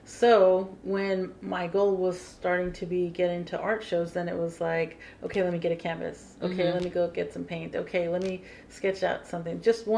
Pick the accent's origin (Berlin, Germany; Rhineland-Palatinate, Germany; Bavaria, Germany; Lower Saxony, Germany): Rhineland-Palatinate, Germany; Ramstein; And I had a good friend of mine that we grew up together in Ramstein